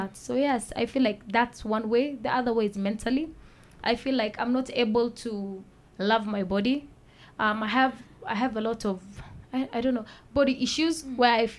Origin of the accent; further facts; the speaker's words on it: Nairobi, Kenya; I was born and raised in Nairobi